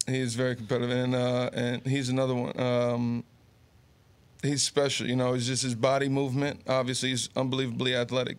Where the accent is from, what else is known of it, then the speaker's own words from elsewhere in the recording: Garfield, New Jersey, United States; also born or lived in Summit, New Jersey; being born in Summit, growing up in Garfield, yep. going to Monmouth uh, University, which is all here in Jersey